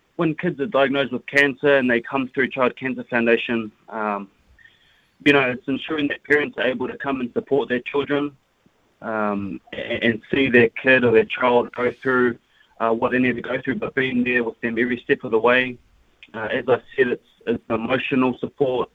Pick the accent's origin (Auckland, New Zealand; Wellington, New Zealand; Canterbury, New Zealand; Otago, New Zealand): Canterbury, New Zealand; Christchurch; I'm from Christchurch